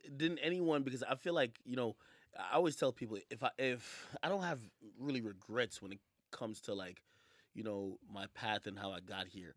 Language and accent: English; Jamaica; I'm Jamaican